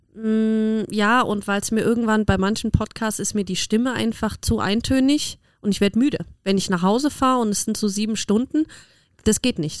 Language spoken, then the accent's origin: German; Germany; now in Austria; ich komme aus Deutschland